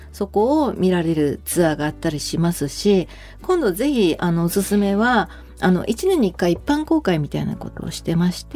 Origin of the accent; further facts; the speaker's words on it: Fukui, Japan; 私福井出身なんで